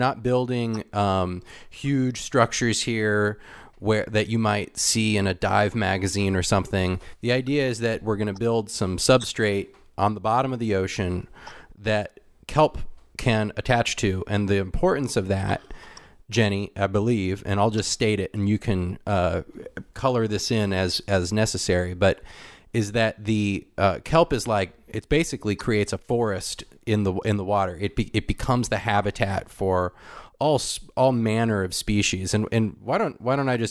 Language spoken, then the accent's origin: English; Southern California, United States; a person growing up in Southern California